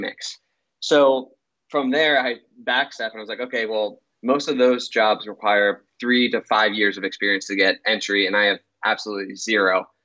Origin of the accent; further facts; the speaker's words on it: Pittsburgh, Pennsylvania, United States; I'm from Pittsburgh, Pennsylvania.